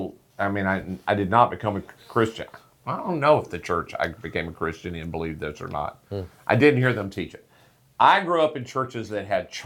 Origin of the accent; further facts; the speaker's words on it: Mississippi, United States; I'm from Mississippi